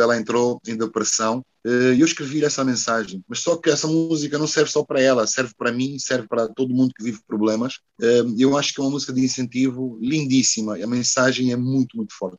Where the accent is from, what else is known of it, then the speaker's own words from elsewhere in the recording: Porto, Norte, Portugal; moved away as an adult; also born or lived in Brazil; now in Luanda, Angola; se eu cresci em Portugal, se eu já vivi no Brasil